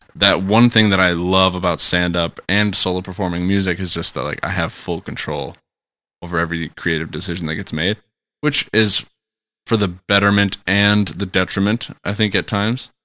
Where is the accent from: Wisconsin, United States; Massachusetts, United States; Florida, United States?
Wisconsin, United States; Kenosha; my hometown of Kenosha